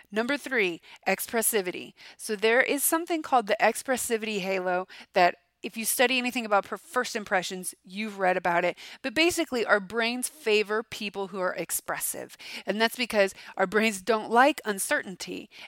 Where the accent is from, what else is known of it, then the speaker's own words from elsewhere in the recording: Florida, United States; I'm from Florida, I guess. I mean, say an orange. I'm from Florida. I'm delicious.